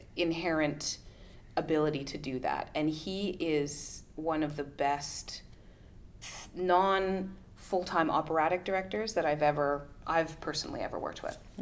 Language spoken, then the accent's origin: English; Canada; being Canadian